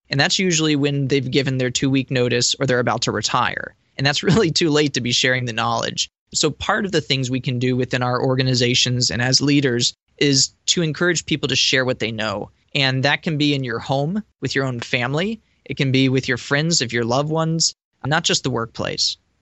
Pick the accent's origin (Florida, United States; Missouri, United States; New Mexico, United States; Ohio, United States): Florida, United States; Boca Raton; my hometown of uh, Boca Raton here